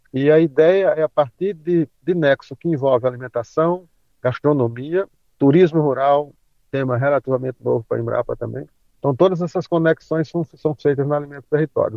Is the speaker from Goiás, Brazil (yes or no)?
no; Guarabira, Paraíba, Brazil; sou do interior da Paraíba, uma cidade chamada Guarabira, uma cidade de 60 mil habitantes